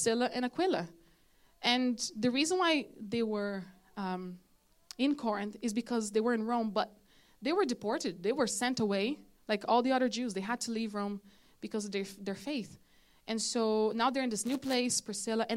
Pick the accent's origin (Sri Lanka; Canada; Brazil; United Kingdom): Brazil; now in Ireland; I'm from Brazil